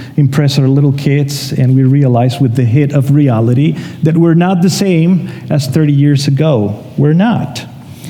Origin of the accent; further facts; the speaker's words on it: Mexico; moved away as an adult; now in Canada; we're from Mexico, so in a month from today, it's our first year here in Canada.